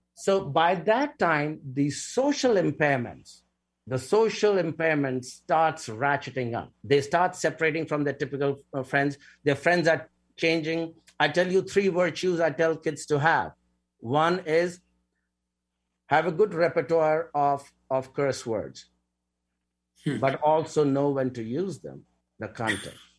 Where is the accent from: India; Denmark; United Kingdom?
India; moved away; I come from India